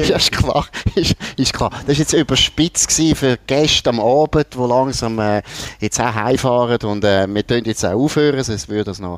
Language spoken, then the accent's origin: German; Switzerland; dann als Schweizer mit grossen Augen zuschaut. Sondern es ist eigentlich so langweilig wie irgendwo bei uns in Grenchen oder Langenthal.